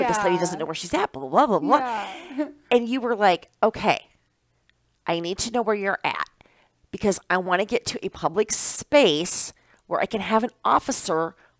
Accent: Iowa, United States; moved away as an adult; now in Wisconsin, United States; I'm originally from Iowa.

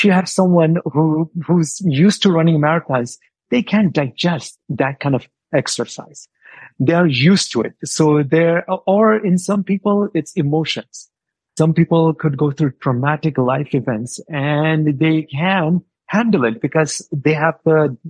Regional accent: New Mexico, United States; born or raised there; also born or lived in India

